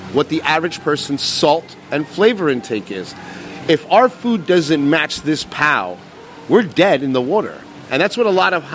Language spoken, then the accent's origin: English; New Jersey, United States; I come from New Jersey.